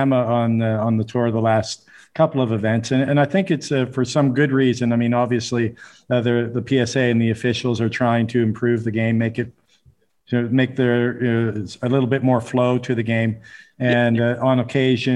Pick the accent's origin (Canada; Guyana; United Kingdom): Canada; I'm from Canada, and we play the hardball doubles there